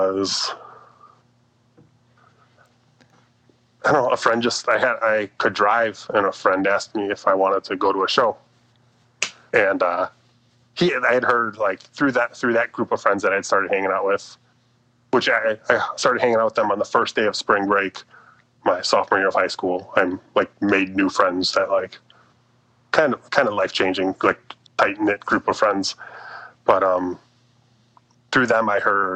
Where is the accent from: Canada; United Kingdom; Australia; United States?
United States; Illinois; also born or lived in Chicago; I grew up in Illinois